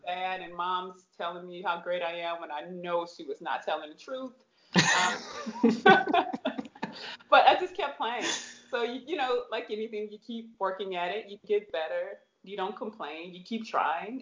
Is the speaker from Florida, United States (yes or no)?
no; St. Louis, Missouri, United States; I am from St. Louis, Missouri